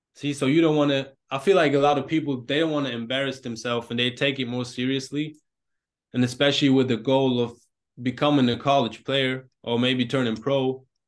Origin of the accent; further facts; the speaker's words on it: Germany; growing up in Germany, obvious-, obviously football is not the main sport